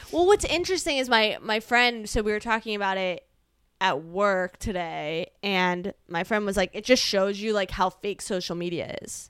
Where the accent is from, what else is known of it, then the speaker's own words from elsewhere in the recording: Northern Virginia, United States; growing up in Northern Virginia